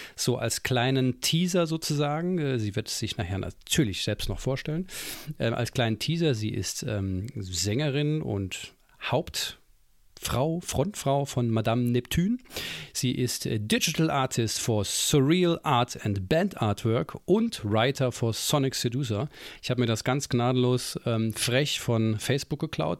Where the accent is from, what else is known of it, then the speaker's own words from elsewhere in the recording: Saarland, Germany; ich als Saarländer ähm, bin ja sehr nah an Frankreich.